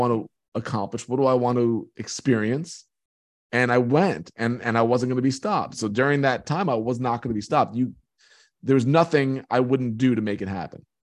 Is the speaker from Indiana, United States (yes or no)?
no; Long Island, New York, United States; I grew up on Long Island in New York.